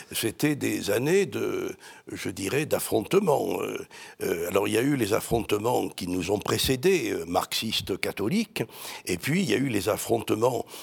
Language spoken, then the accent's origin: French; Marseille, Provence-Alpes-Côte d'Azur, France; born there; accent: Marseille; now in Paris, France; Je suis né à Marseille, j'ai perdu mon accent en montant à Paris.